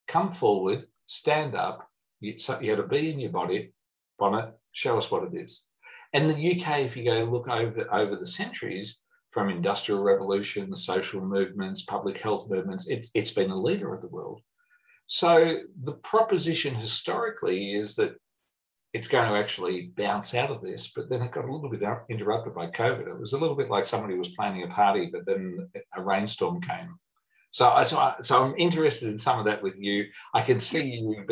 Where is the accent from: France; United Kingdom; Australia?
Australia; I'm an Australian